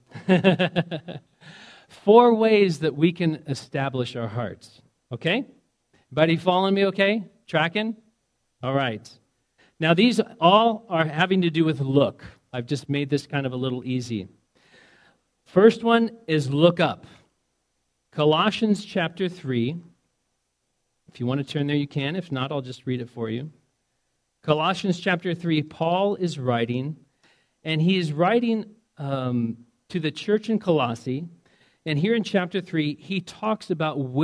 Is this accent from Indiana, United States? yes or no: yes; Indiana, United States; moved away; I'm from Indiana originally